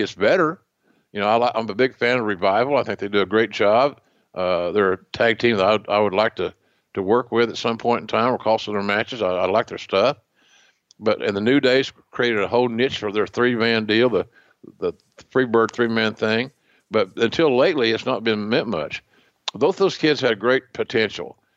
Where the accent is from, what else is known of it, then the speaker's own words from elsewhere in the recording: Oklahoma, United States; accent: Oklahoma; my Oklahoma accent